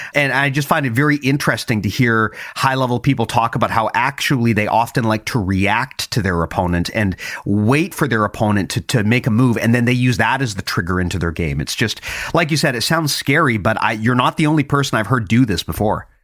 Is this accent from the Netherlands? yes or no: no; Canada; as a Canadian